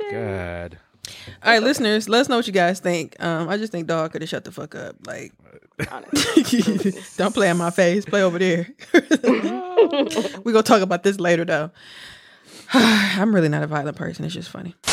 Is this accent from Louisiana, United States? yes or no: no; College Park, Georgia, United States; now in Philadelphia, United States; I'm from College Park, Georgia, but I currently live in Philly.